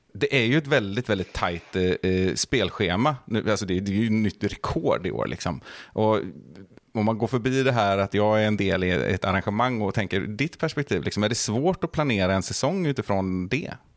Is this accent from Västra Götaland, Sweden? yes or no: yes; Bohuslän, Västra Götaland, Sweden; vi är ju båda från Bohuslän här också, och det, det är väl lite samma sak som med Värmland, att man är uppvuxen med NRK